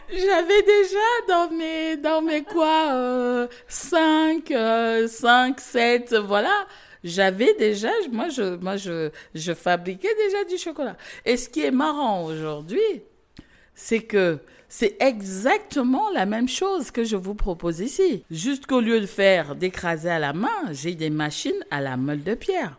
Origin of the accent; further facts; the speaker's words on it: South, Cameroon; moved away; moi, je suis née au Cameroun, région du sud du Cameroun.